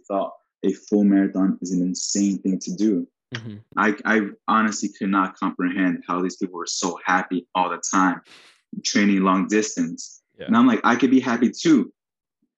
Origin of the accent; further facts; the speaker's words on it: New York City, New York, United States; also born or lived in Queens, New York; Hell's Kitchen born and bred